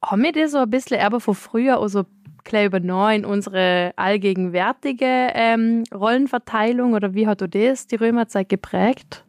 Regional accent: Austria; bei uns in Österreich

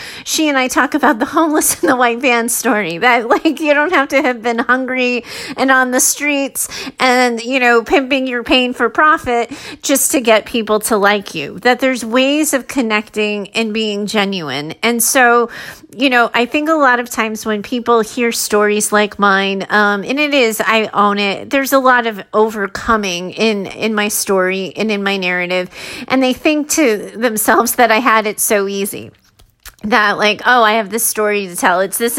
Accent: Arizona, United States; now in California, United States; I grew up in Arizona. And then I wanted a new environment. I wanted to see what it was like in a new place. So I moved to California.

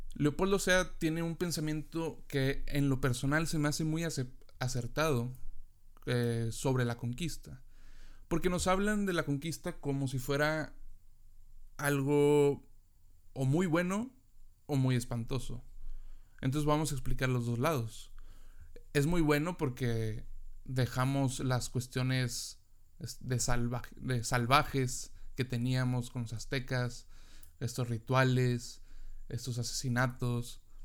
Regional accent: Mexico; yo como mexicano

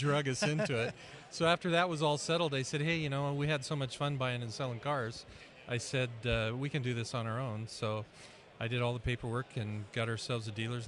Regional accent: Spokane, Washington, United States; grew up in Spokane in the first 15 years of my life

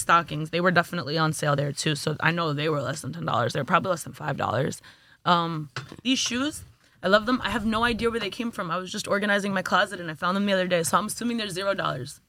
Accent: New York City, New York, United States; also born or lived in Jamaica, Queens / Flatbush, Brooklyn; I'm from Brooklyn, New York, born and raised more or less

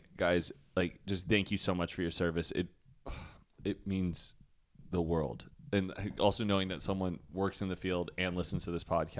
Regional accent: Texas, United States; I knew he was from Texas. I was so funny after it. I was like, Adam, where are you from? And he was like, Texas. And I'm like, me too?

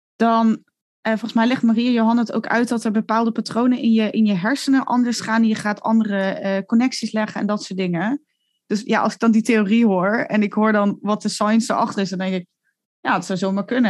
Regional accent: Netherlands; moved away; also born or lived in Italy; als Nederlander

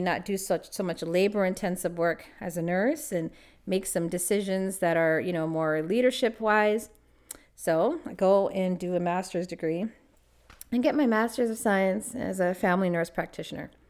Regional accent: Los Angeles, California, United States; moved away as an adult; also born or lived in Toronto, Canada; I'm from Los Angeles

